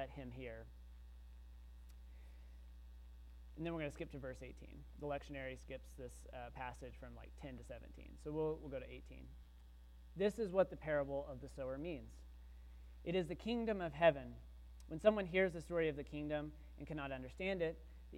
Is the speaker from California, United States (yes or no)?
no; Texas, United States; I grew up in Texas, but I didn't grow up in a farm.